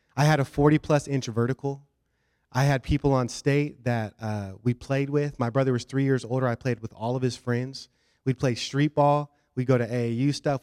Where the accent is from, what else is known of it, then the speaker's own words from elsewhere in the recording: Washington, United States; moved away as an adult; now in Southeast Florida, United States; And we're from Washington State.